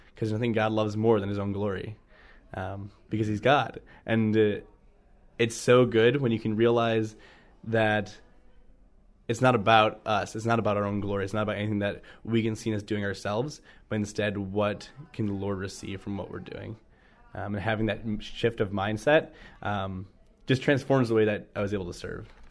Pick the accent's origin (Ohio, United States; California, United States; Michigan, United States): Ohio, United States; North Royalton; I grew up in the Cleveland area, a town called North Royalton